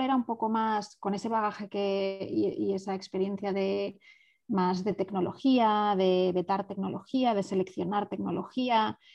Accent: Spain; moved away as an adult; also born or lived in Barcelona / San Antonio; yo estaba en España, soy española

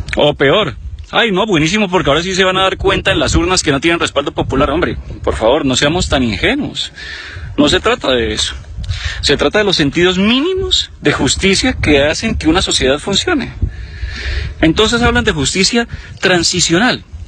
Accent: Bucaramanga, Santander, Colombia; Yo que soy nacido en Bucaramanga

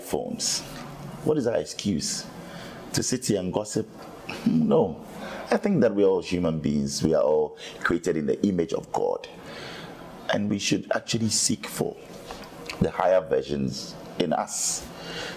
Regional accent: Ghana; I said, I'm from Africa. I'm from Ghana

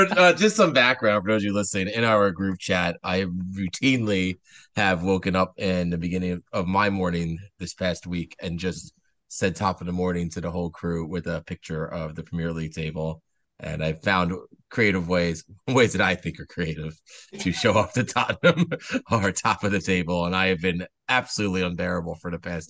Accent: New Jersey, United States; we're very much known for our vinegar fries in New Jersey

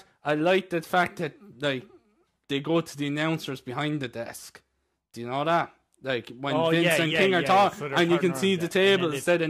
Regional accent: Ireland; But you see, the thing is, as Irish... We don't really watch American football.

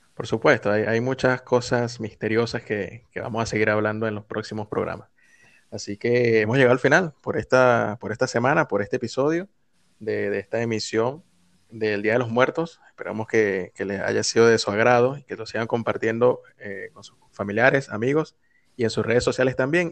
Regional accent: Venezuela; nosotros como venezolanos

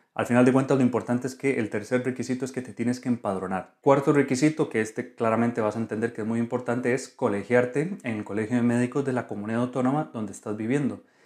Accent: Costa Rica; now in Spain; soy médico residente de Costa Rica

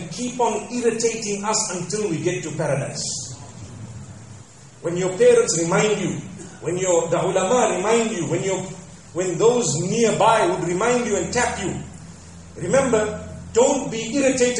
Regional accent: Zimbabwe; moved away; back at home, I come from Zimbabwe

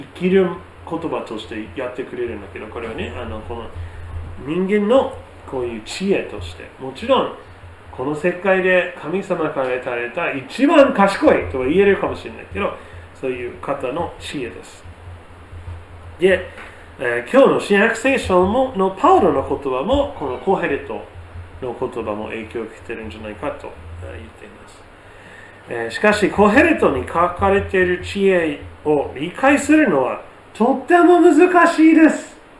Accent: United States; now in Japan; 私の母国のアメリカ

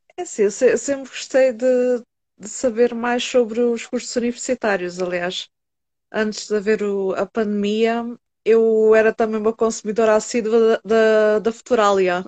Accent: Setúbal, Portugal; do Hospital São Bernardo, em Setúbal por acaso, é o hospital que eu tenho mais perto foi onde eu nasci

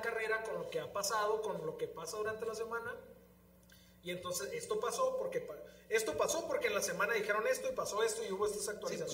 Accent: Tijuana, Baja California, Mexico; somos muy californianos, güey, los tijuanenses o los de aquí de la región

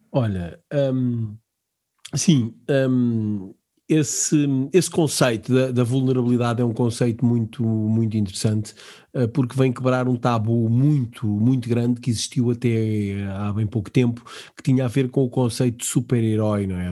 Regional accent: Portugal; nós, enquanto portugueses

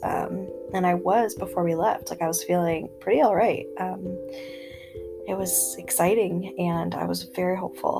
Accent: upstate New York, United States; moved away; now we are hanging wallpaper for my mom in, you know, upstate. So yeah, I will say it has been nice to be in my hometown

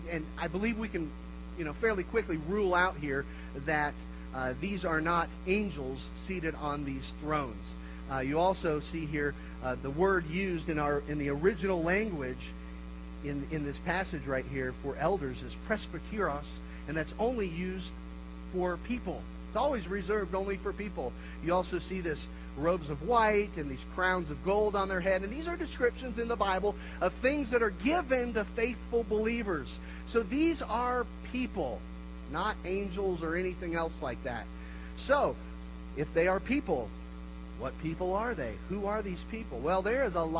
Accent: Kansas, United States; now in Denver, United States; my wife and I, we're from Kansas, the land of Dorothy

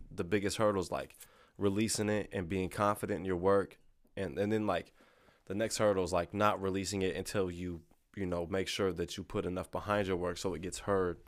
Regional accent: Lexington, Missouri, United States; I grew up, like, in Lexington, Missouri.

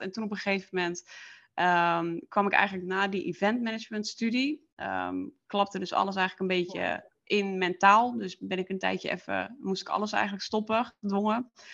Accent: Friesland, Netherlands; moved away as an adult; ik eh, kom oorspronkelijk uit Friesland

